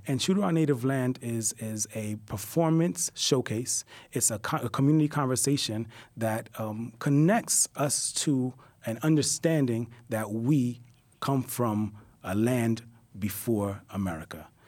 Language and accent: English; New York City, New York, United States; born here in Brooklyn, I'm, I'm a hip-hop head. You know, I, I, I, I grew up right here in Bed Stuy.